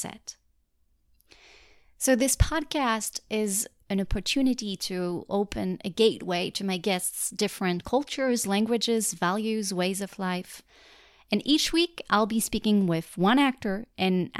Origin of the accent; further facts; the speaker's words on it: Paris, Île-de-France, France; English is a second language; moved away as an adult; now in New York, United States; I'm actually from France. I was born and raised in Paris, and I've lived there most of my life